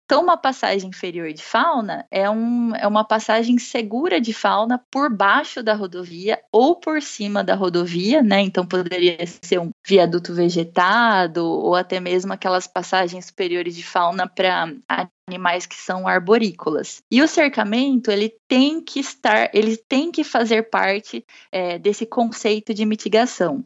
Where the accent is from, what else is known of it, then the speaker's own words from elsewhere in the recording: Bauru, São Paulo, Brazil; moved away as an adult; eu sou de Bauru, interior do estado de São Paulo